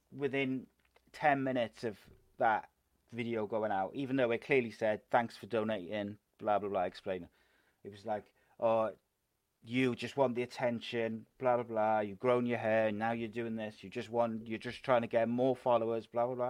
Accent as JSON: {"language": "English", "town": "Cardiff", "region": "Wales", "country": "United Kingdom", "said": "I'm a Cardiff boy"}